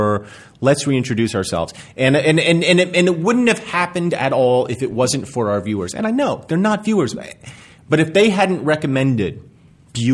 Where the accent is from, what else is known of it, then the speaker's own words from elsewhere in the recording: Hillsborough, New Jersey, United States; it was in my hometown of Hillsborough, New Jersey